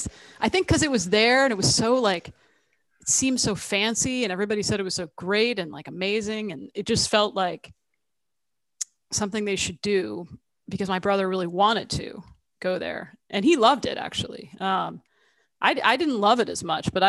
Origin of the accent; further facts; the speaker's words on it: Central New Jersey, United States; also born or lived in Tucson, Arizona; moved to New Jersey, Central Jersey, very different from Arizona. And grew up mostly there